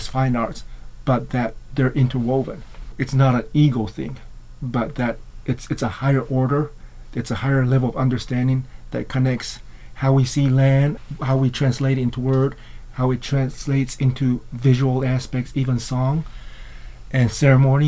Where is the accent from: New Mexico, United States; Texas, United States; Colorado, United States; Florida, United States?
New Mexico, United States; As an Ashwi member from a tribe in New Mexico